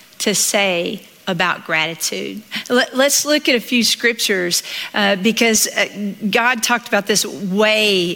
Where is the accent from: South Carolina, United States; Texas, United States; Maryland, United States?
Texas, United States; Southeast; accent: Southern; I grew up in Southeast Texas